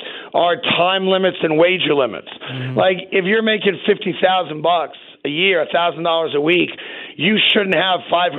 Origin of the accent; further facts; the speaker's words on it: New York, United States; So I'm all in on Kansas City that standpoint, only just as a New Yorker.